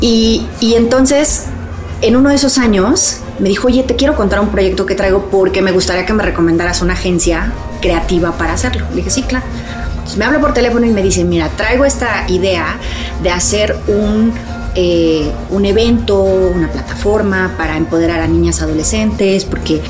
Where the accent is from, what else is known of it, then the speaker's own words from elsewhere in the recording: Mexico; ya soy más mexicana que el nopal